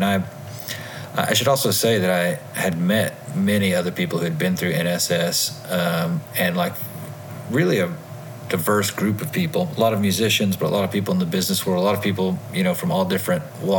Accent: Tennessee, United States; moved away as an adult; also born or lived in Asia; I moved back to my home state of Tennessee

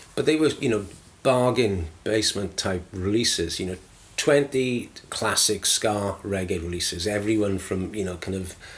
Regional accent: Aberdare, Wales, United Kingdom; also born or lived in London; now in Masterton, New Zealand; I grew up in a, a South Wales mining town called mm. Aberdare

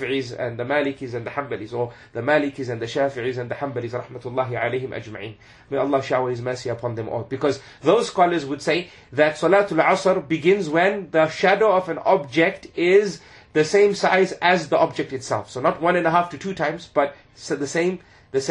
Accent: Zimbabwe; moved away; also born or lived in United Kingdom; when I grew up in Zimbabwe and even in the UK

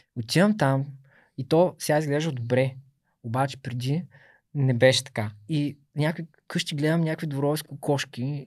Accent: Burgas, Burgas Province, Bulgaria; От пети клас математическа гимназия. Аз съм от Бургас

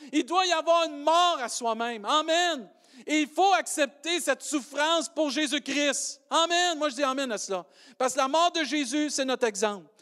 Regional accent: Quebec, Canada; accent: Québécois

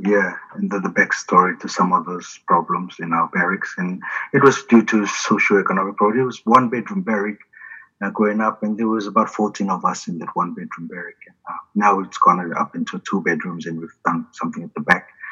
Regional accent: Suva, Central Division, Fiji; moved away as an adult; now in New Zealand; I grew up in Fiji 17 years uh, in a uh, house in Samambula North, Tumbo Street in Suva which is the capital of Fiji

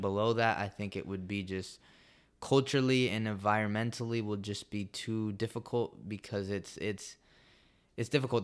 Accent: United States; moved away as an adult; also born or lived in El Salvador; I came from the United States

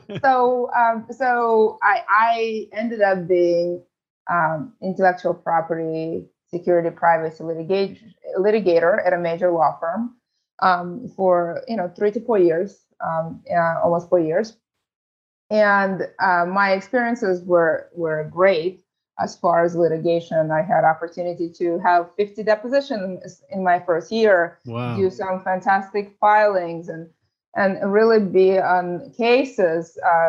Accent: San Francisco, California, United States; I grew up in San Francisco. I know the city very well

